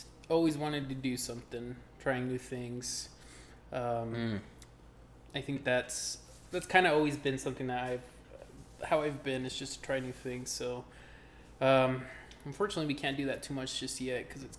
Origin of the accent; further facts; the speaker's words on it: Utah, United States; We're from Utah